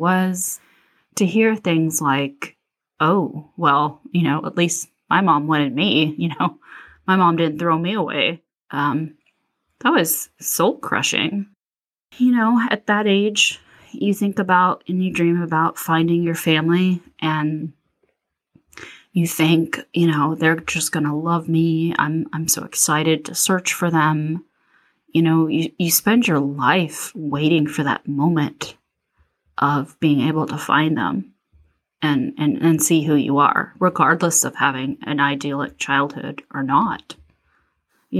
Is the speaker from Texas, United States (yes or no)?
yes; Plano, Texas, United States; also born or lived in Houston, Texas; I was born in 1979 in Houston, Texas, but I grew up in Plano, Texas